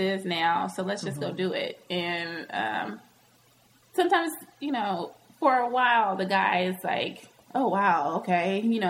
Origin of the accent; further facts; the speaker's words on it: the South, United States; accent: Southern; Hmm. That sounded real southern. My accent came out right there.